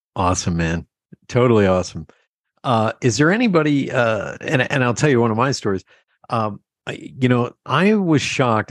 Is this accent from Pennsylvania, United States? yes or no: yes; Pennsylvania Dutch area, United States; We're from that, you know, that uh, Pennsylvania Dutch area